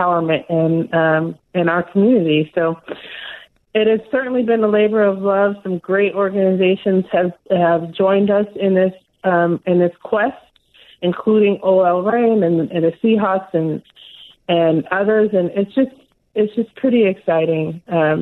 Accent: Los Angeles, California, United States; now in Seattle, United States; I grew up in Pacoima, which was back then a predominantly Black neighborhood

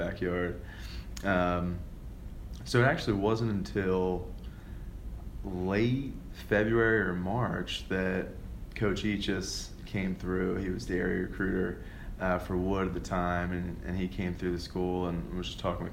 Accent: Southampton, Pennsylvania, United States; I'm from Southampton, Pennsylvania, Bucks County

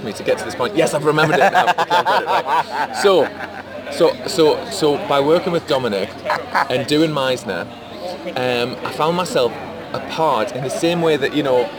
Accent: Geordie, North East England, United Kingdom; from being a Geordie

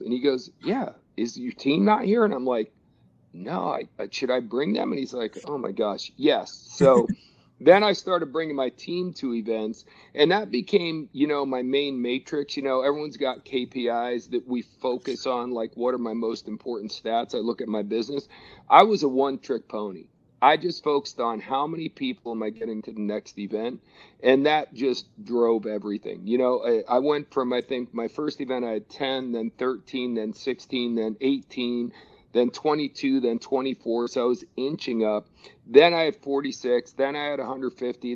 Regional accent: New Jersey, United States; I grew up in New Jersey

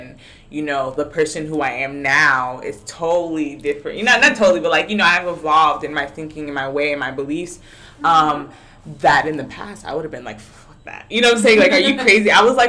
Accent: United States; now in Puerto Rico; I come from the States.

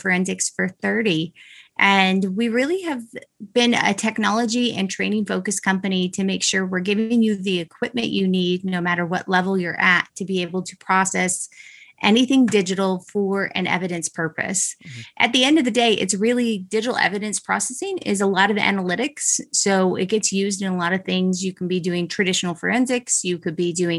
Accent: Utah, United States; I'm from Utah

